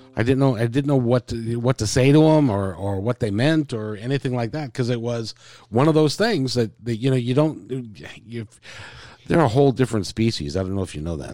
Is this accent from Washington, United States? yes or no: yes; Seattle, Washington, United States; also born or lived in Idaho Falls, Idaho; we moved here about three months later. So, I've lived here my whole life, and, uh, um, grew up in the Ravenna area